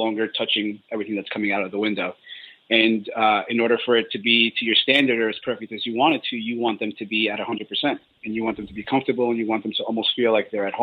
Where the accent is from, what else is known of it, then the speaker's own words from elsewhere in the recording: New York City, New York, United States; moved away as an adult; also born or lived in Colombia; I was born in Colombia in South America, and we moved here when I was 3 years old. So I moved here in 88, moved to New York City, and I was raised in Queens and never left until 4 years ago.